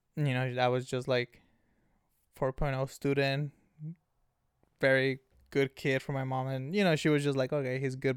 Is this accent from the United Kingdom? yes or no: no; Ensenada, Baja California, Mexico; now in San Diego, United States; born and raised in Mexico, Ensenada, Baja California, puro cachanilla